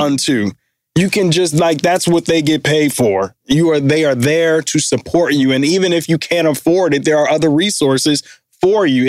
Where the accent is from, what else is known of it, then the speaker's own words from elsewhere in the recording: Detroit, Michigan, United States; moved away; we grew up um, in downtown Detroit, both went to Cass, born in the same hospital